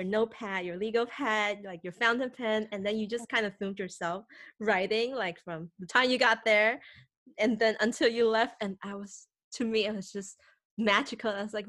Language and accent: English; Bangkok, Thailand; also born or lived in Taipei, Taiwan; now in Seattle, United States; Like, I'm from Taipei. I lived in Bangkok for like 12 years, grew up there, and then moved back to Taiwan. Went back to work in Thailand, you know, came to Boston, now in Seattle.